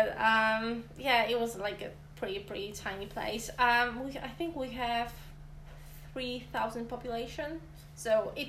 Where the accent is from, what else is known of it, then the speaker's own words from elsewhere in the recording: Poland; English is a second language; moved away as an adult; now in Swansea, United Kingdom; I come from Poland, and I'm a student at Swansea University